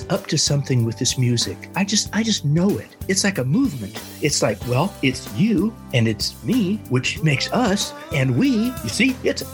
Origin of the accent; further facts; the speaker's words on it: San Jose, California, United States; I was a restless lad in the sleepy suburbs of San Jose, Northern California